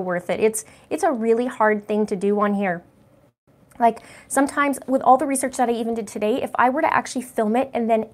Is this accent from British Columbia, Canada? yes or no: yes; British Columbia, Canada; I grew up in British Columbia. That's my heart there